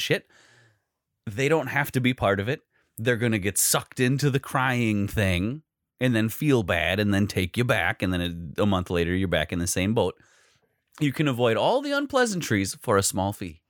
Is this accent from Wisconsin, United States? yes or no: yes; Wisconsin, United States